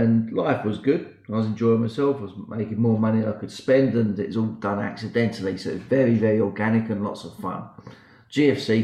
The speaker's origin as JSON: {"language": "English", "country": "United Kingdom", "accent": "British", "moved": "yes", "lives_now": "Sydney, Australia", "said": "So I'm based in Sydney, Australia. Okay. But my accent is very British."}